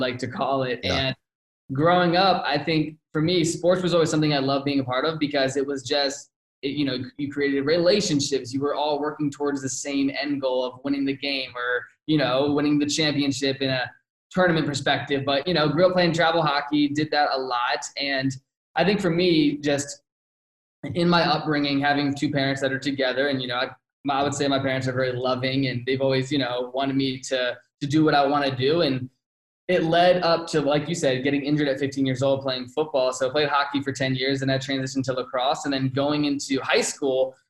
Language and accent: English; outside of Richmond, Virginia, United States; moved away as an adult; also born or lived in Phoenix, Arizona; now in Scottsdale, United States; I'm born and raised outside of Richmond